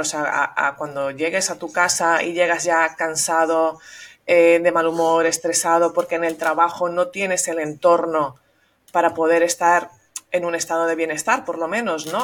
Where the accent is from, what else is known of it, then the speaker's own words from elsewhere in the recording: Venezuela; also born or lived in Madrid, Spain; now in Catalonia, Spain; yo soy nacida en Venezuela, pero de padres catalanes